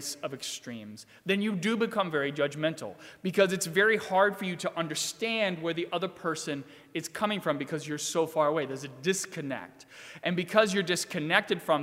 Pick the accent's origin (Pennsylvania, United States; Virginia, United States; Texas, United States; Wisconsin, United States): Virginia, United States; moved away; So I grew up in Virginia, and the particular town that I grew up in Virginia has a pretty intense drinking culture.